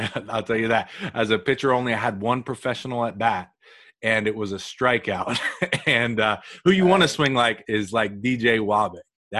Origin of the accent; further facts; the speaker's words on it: United States; I'm saying that as an American